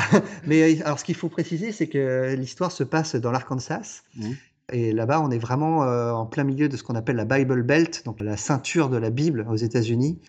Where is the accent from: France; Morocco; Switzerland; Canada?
France; chez nous en France